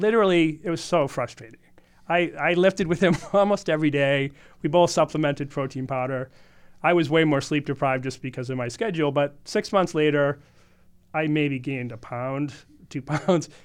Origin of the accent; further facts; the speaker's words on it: Boston, Massachusetts, United States; moved away as an adult; also born or lived in Hawaii / Arizona / Southern California; now in California, United States; I grew up in Boston, but I've lived my adult life between Hawaii, Arizona, Southern California mostly